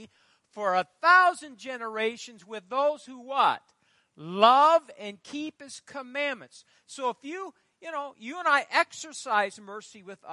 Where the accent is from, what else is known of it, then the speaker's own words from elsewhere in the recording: Fairbury, Nebraska, United States; I grew up in Fairbury